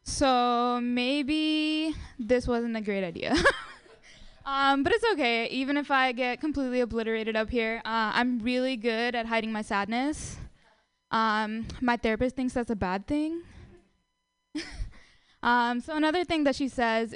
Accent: India; now in United States; I'm Indian

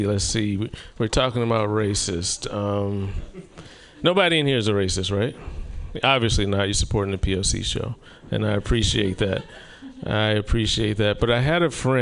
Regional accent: the South, United States; now in Oregon, United States; I'm from the South

